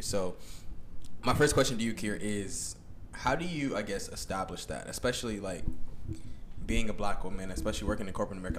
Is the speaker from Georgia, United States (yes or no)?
yes; Gwinnett County, Georgia, United States; we grew up in Gwinnett, and while we were growing up in Gwinnett